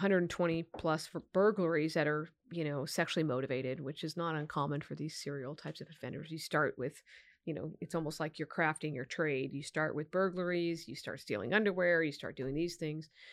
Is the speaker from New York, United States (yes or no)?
no; Sacramento, California, United States; also born or lived in Solano County; I grew up right near Arden and Eastern